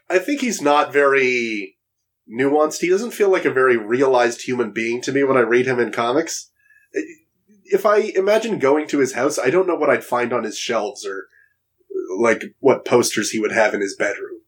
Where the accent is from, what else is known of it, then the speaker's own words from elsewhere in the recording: Toronto, Ontario, Canada; Toronto, my hometown